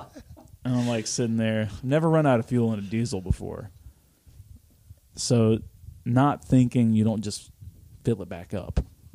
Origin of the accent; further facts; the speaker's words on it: Alabama, United States; I'm from Alabama. Like we don't get, like winter here is not a big deal